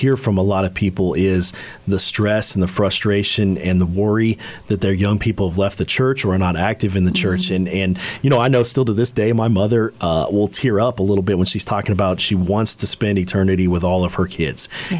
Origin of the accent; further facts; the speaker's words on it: Ireland; One, I'm Irish, and so I'm proud of that.